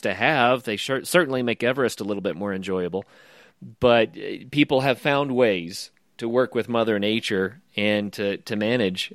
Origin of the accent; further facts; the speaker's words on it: the American West, United States; I'm from the American West